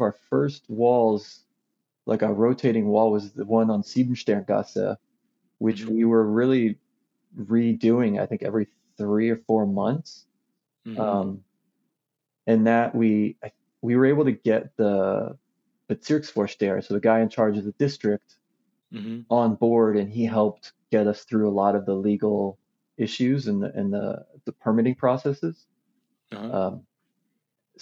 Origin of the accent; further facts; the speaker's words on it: United States; moved away; as an American